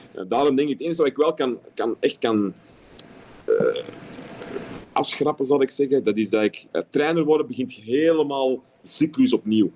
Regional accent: Antwerp, Flanders, Belgium; accent: Antwerps; also born or lived in London; now in Qatar; Of een beetje Antwerps

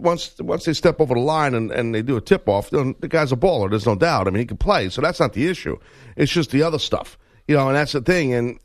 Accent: New York, United States; we're both from New York. We're not exactly, big fans of Boston sports individually

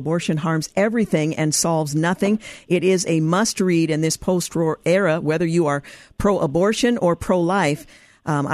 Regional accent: Oregon, United States; my home state, regrettably, my home state of Oregon

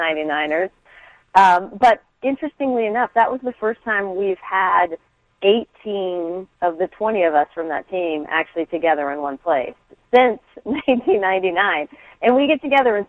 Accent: Orange County, California, United States; also born or lived in San Diego; moved up to the OC

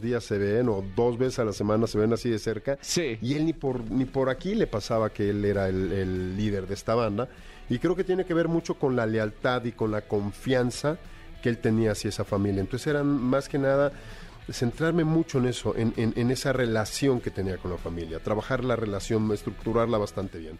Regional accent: Mexico; nosotros como mexicanos

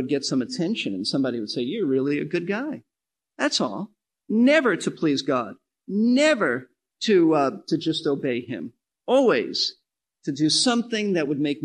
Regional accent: New York City, New York, United States; I'm from New York City

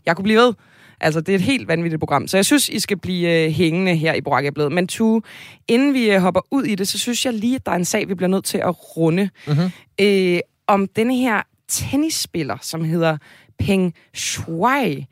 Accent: Zealand, Denmark; Jeg er også født og opvokset på Sjælland

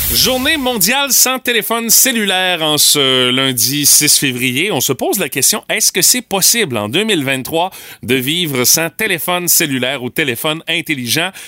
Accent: Rimouski, Quebec, Canada; chez nous à Rimouski

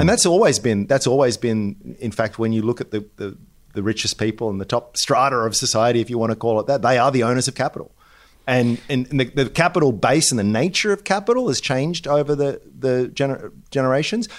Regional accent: Australia; even as an Australian

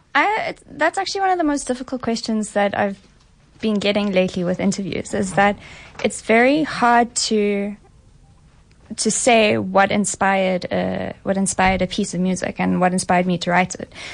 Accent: Johannesburg, Gauteng, South Africa; also born or lived in London; born and raised in Johannesburg.

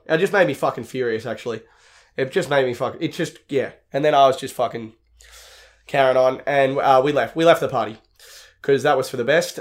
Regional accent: Sydney, New South Wales, Australia; I'm from Sydney

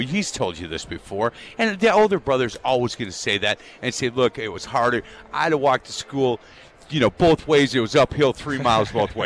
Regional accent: Wisconsin, United States; I grew up here in Wisconsin

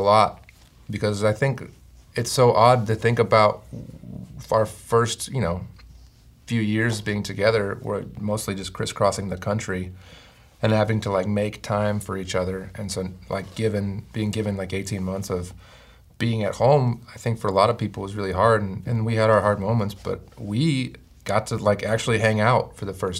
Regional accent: Chicago, Illinois, United States; I was born in Chicago

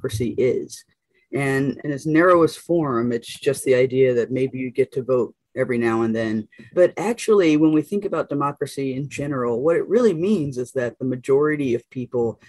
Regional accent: North Carolina, United States; I'm a Black woman from North Carolina, from the South

